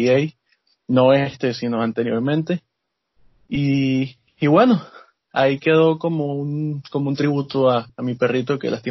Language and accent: Spanish; Barranquilla, Atlántico, Colombia; moved away as an adult; now in Canada; soy de Barranquilla, Colombia.